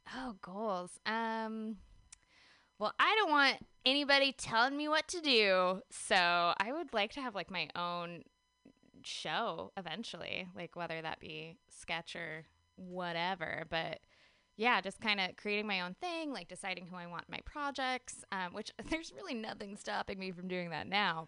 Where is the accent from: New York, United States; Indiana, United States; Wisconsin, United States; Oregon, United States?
Oregon, United States; Gresham; moved away as an adult; also born or lived in Portland, Oregon; now in San Diego, United States; I'm originally from Gresham, Oregon, um, but I hail from San Diego these days.